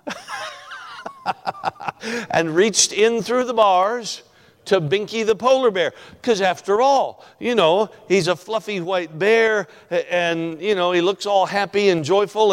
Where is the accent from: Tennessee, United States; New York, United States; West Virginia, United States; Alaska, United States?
Alaska, United States; also born or lived in Franklin, Kentucky; We're from Alaska, of course. I spent all my life in Alaska.